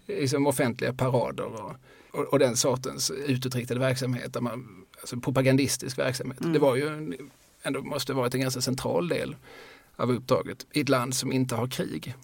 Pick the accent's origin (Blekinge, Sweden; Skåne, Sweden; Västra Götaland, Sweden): Skåne, Sweden; Eslöv; also born or lived in Lund; now in Malmö, Sweden; jag är född i Lund, uppvuxen i Eslöv och bor sedan eh, förra millenniet mm. i Malmö